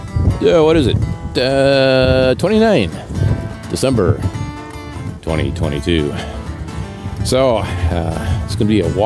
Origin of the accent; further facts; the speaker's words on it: Woodstock, Illinois, United States; now in Copper Harbor, United States; I'm in Woodstock, Illinois, my hometown.